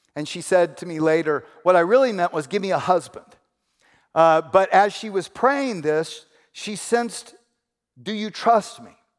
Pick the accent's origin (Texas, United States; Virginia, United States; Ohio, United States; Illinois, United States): Texas, United States; Houston; moved away as an adult; also born or lived in Ventura, California; I grew up in Houston.